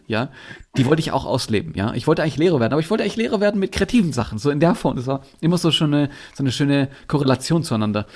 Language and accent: German; Bietigheim-Bissingen, Baden-Württemberg, Germany; Ich komme unter anderem aus, aus Bietigheim-Bissingen. Das ist Nähe Stuttgart. Da bin ich geboren worden.